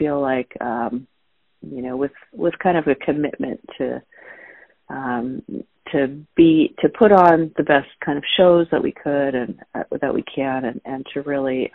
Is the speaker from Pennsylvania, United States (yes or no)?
no; Orange County, California, United States; I grew up in Southern California, in Orange County, California, in the suburbs